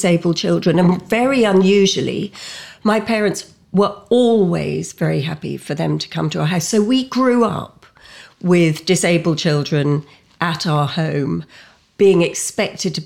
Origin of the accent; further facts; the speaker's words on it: London, United Kingdom; also born or lived in Richmond; I was born in Richmond, grew up in Putney with three siblings and my parents. Went to school in London